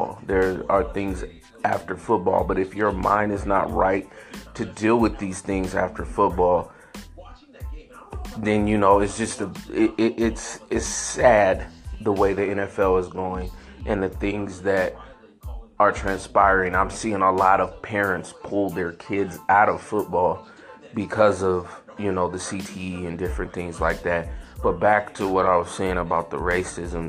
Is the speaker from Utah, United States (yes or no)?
no; San Francisco, California, United States; I grew up in San Francisco